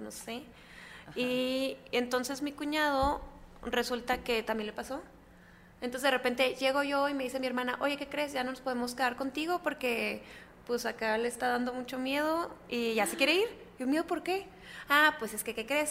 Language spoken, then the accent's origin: Spanish; Chihuahua, Mexico; en Chihuahua, que es de donde soy, yo vivía en casa de mis abuelos.